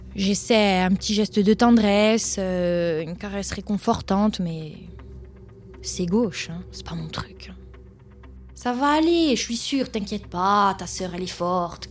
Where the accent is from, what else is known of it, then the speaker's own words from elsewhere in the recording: Corsica, France; Je vis et je suis née en Corse. Et comme on dit chez nous, on est Corse avant d'être.